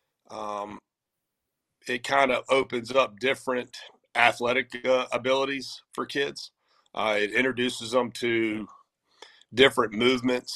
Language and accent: English; Wilmington, North Carolina, United States; also born or lived in Durham, North Carolina / Charlotte, North Carolina; I'm homegrown here in Wilmington, North Carolina